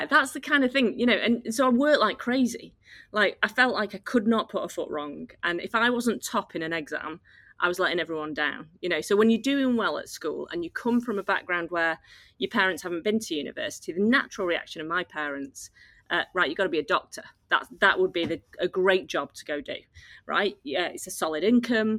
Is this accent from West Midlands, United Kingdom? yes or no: no; Oldham, North West England, United Kingdom; I grew up in Oldham near Manchester